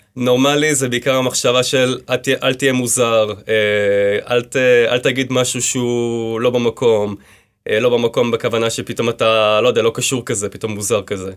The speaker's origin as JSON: {"language": "Hebrew", "town": "Hadera", "region": "Haifa District", "country": "Israel", "tie": "born or raised there", "also_born_or_lived": "Kfar HaHoresh / Pardes Hanna", "said": "אני נולדתי בחדרה, כן. בגיל אה, ארבע אה, עברנו לגור בקיבוץ כפר חורש"}